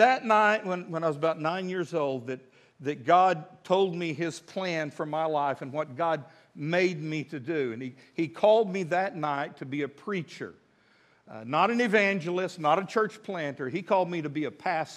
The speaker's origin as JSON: {"language": "English", "town": "Midland", "region": "Texas", "country": "United States", "tie": "born or raised there", "moved": "as an adult", "lives_now": "Fort Smith, United States", "said": "I was born and raised in West Texas, love West Texas."}